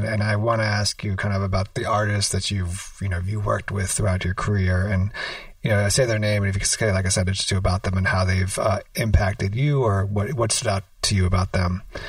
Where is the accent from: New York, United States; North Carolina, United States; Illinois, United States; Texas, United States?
New York, United States; as a New Yorker